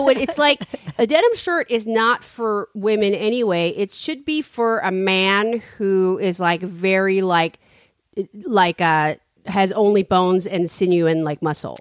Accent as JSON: {"language": "English", "town": "San Francisco", "region": "California", "country": "United States", "said": "I'm from San Francisco."}